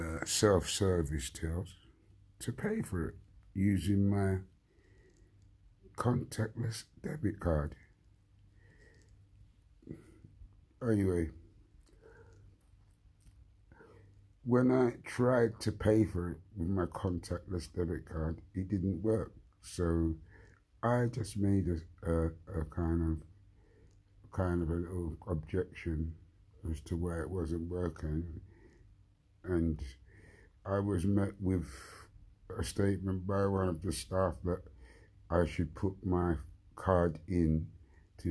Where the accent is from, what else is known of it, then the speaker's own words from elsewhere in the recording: London, United Kingdom; I grew up in Wandsworth, like 50 years of that, growing up in Wandsworth